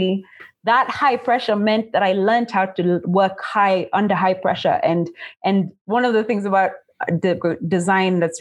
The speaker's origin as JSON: {"language": "English", "region": "Nairobi", "country": "Kenya", "tie": "born or raised there", "said": "I grew up in Nairobi, Kenya, and I went to school here"}